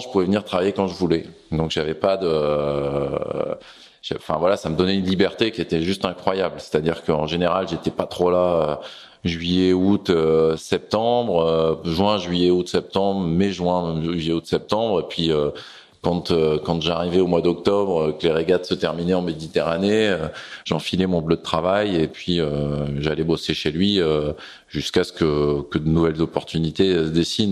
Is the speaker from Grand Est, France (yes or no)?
no; Glénan Islands, Brittany, France; j'étais chez moi au Glénan